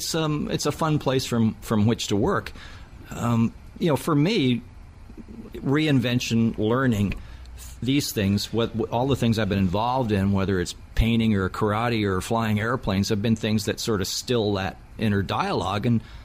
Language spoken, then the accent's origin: English; Toronto, Ontario, Canada; I love being in Toronto. I mean, it's my hometown. I emigrated here when I was a small child, and I grew up here.